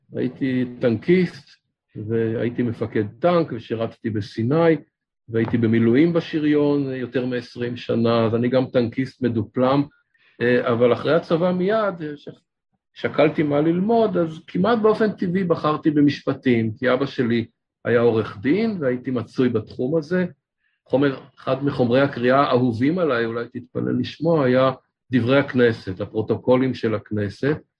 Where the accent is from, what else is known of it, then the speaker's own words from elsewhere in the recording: Ramat Gan, Tel Aviv District, Israel; גדלתי ברמת גן